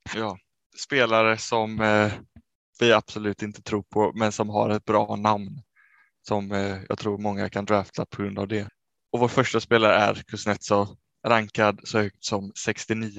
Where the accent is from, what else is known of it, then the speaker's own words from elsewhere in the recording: Sweden; vi som två svenskar hemma